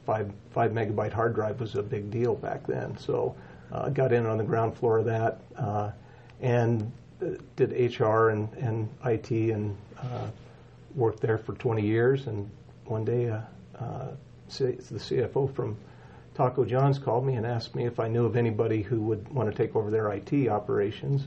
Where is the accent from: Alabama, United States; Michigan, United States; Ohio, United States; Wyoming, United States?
Wyoming, United States; Casper; moved away as an adult; now in Cheyenne, United States; born and raised in Casper, Wyoming